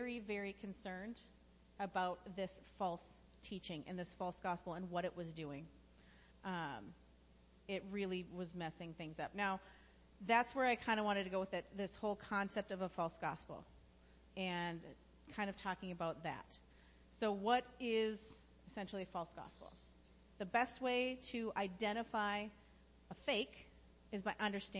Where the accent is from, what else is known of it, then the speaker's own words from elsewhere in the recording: United States; I'm incredibly thankful to be an American